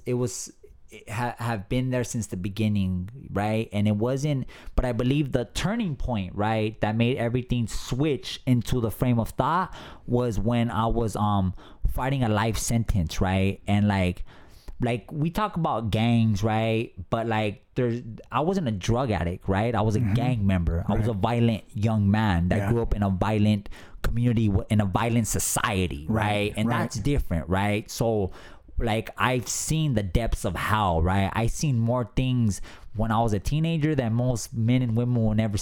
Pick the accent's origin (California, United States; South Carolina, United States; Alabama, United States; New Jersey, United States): California, United States; Los Angeles; Growing up in an abusive alcoholic gang territory, right? Drugs from my mother's boyfriends, and just having a traumatic childhood, right? And so by 13 years old, I'm from East Los Angeles